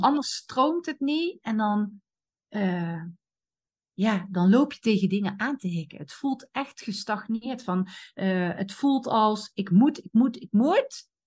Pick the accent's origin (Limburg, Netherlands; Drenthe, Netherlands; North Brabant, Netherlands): North Brabant, Netherlands; Eindhoven; accent: soft G; ik kom uit Eindhoven, dus de zachte G Kom daar vandaan, Noord-Brabant